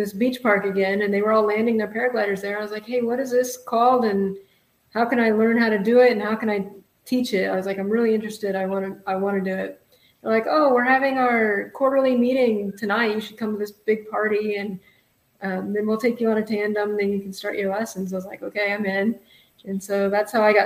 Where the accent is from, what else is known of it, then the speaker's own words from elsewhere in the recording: Indiana, United States; moved away as an adult; also born or lived in Illinois / Hawaii; now in California, United States; I grew up in Indiana, went to college in Illinois, and then I bought a one-way ticket to Hawaii